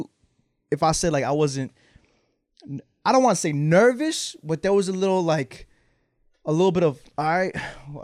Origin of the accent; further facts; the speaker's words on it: Rahway, New Jersey, United States; also born or lived in Long Island, New York; Born in Long Island, but raised here in Rahway